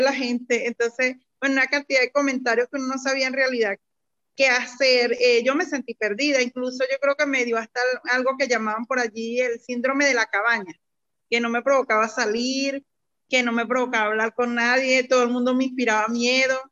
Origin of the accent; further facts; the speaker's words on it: Venezuela; moved away as an adult; now in Colombia; yo soy venezolana, mm, de nacionalidad venezolana, y, pero actualmente me encuentro acá en Colombia residenciada en estos momentos